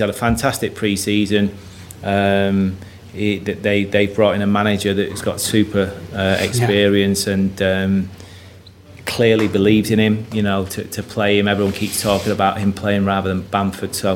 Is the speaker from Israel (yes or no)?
no; United Kingdom; a British coach